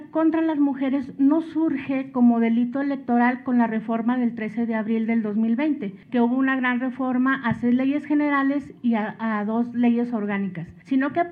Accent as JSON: {"language": "Spanish", "town": "Valparaíso", "region": "Zacatecas", "country": "Mexico", "said": "vengo de Valparaíso"}